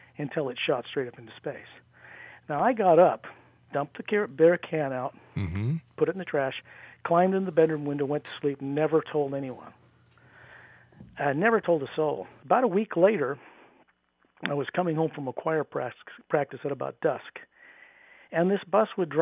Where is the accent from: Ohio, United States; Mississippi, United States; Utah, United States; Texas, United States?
Utah, United States; near Salt Lake; also born or lived in Washington State; in Utah, where I grew up near Salt Lake